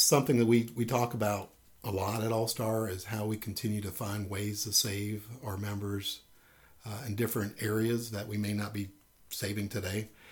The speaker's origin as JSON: {"language": "English", "town": "Miami", "region": "Florida", "country": "United States", "said": "I'm originally from Miami, Florida"}